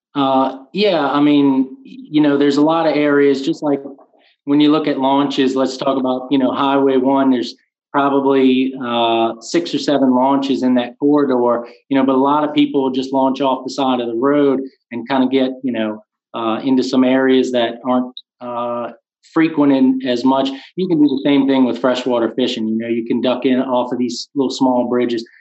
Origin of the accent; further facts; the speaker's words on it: Luling, Louisiana, United States; I was born and raised in Luling, Louisiana. Uh, still currently reside here